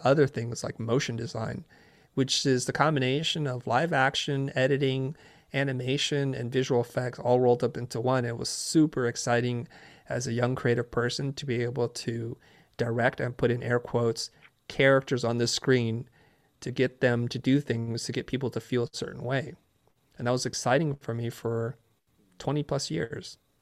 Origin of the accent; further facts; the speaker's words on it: San Jose, California, United States; also born or lived in Saigon, Vietnam; I grew up in Northern California in San Jose